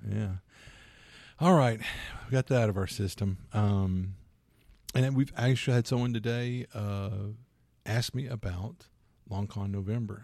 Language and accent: English; Louisiana, United States; I'm from Louisiana